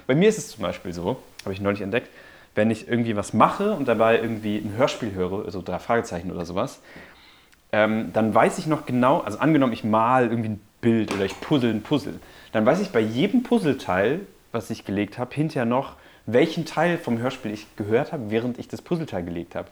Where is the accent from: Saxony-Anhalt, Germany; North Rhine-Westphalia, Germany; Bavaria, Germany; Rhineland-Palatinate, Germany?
North Rhine-Westphalia, Germany; Münster; moved away; Ich komme ja aus Münster